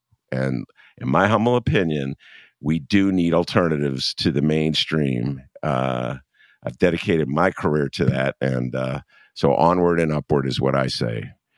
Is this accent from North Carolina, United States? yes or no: no; Chicago, Illinois, United States; I'm from Chicago.